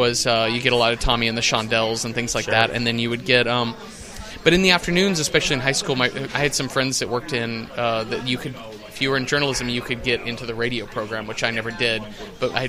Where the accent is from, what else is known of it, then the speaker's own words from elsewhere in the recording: East Texas, United States; moved away as an adult; also born or lived in Dallas / Mesquite, Texas; now in New York City, United States; I grew up in East Texas